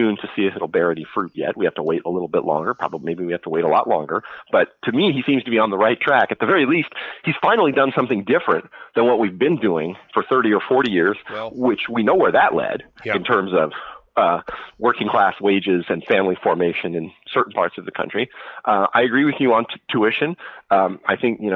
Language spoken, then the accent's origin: English; California, United States; moved away; I'm from California